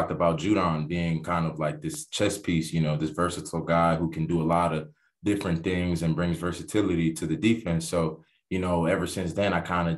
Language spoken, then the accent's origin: English; Miami, Florida, United States; I'm from Miami, Florida. You know, growing up in Miami, Florida, it's a football hotbed